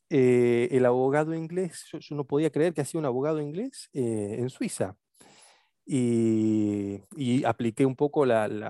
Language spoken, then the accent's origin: Spanish; Rosario, Santa Fe, Argentina; moved away as an adult; also born or lived in Buenos Aires / Oxford; now in London, United Kingdom; Yo soy oriundo de Rosario